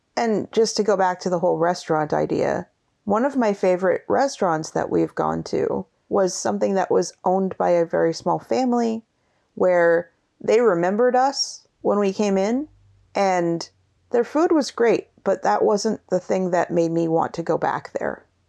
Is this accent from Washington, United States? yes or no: yes; Seattle, Washington, United States; we are from Seattle